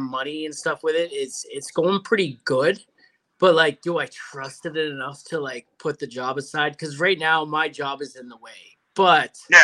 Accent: Canada; I'm Canadian

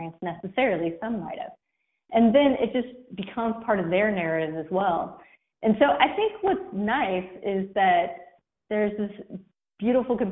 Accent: Kentucky, United States; accent: Southern; It's very Southern. It sounds very Southern. I'm from Kentucky.

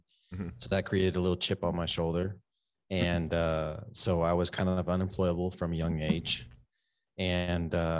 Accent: San Antonio, Texas, United States; moved away as an adult; also born or lived in Corpus Christi, Texas; So I was 18 when I moved from San Antonio, Texas to Corpus Christi, Texas.

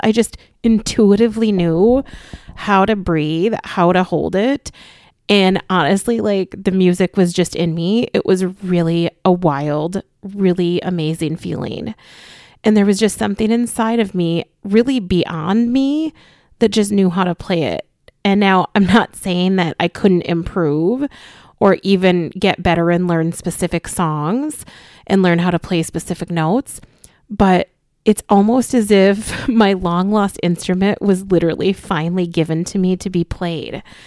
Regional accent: Austin, Minnesota, United States; my childhood home that I grew up in Austin, Minnesota

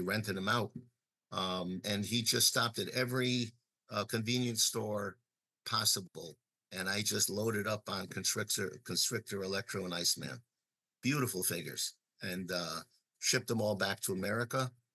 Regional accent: New York, United States; moved away; also born or lived in Chicago; I was born in New York, I was born in Brooklyn

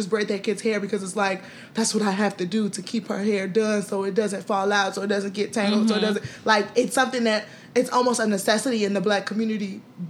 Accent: Nigeria; If I wasn't Nigerian, I wouldn't know where she have gotten this stuff from.

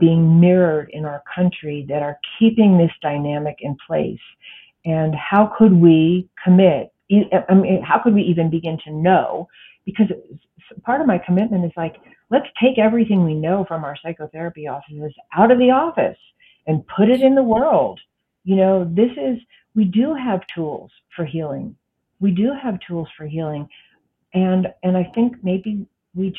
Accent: United States; I am an American

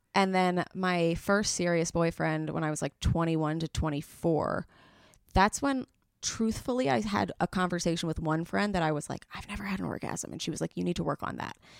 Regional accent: New York City, New York, United States; I'm from the Upper East Side

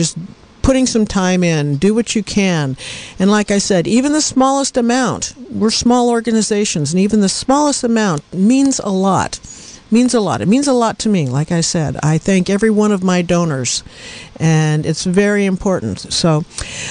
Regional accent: Portland, Oregon, United States; now in Mendocino County, United States; I'm from Oregon, Portland, Oregon

